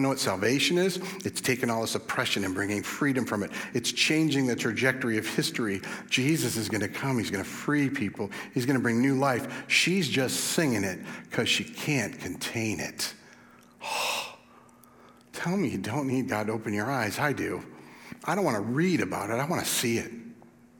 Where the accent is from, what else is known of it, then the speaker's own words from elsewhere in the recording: West Michigan, United States; I'm from West Michigan.